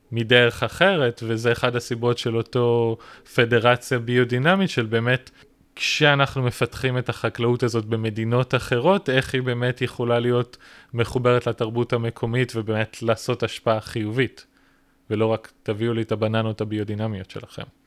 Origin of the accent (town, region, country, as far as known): Israel